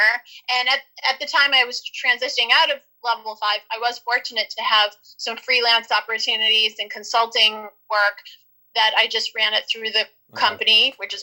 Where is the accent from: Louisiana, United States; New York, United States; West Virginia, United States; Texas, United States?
Louisiana, United States; New Orleans; moved away as an adult; now in Los Angeles, United States; I'm originally from New Orleans, Louisiana, and I moved out to Los Angeles years ago to pursue a career in show business.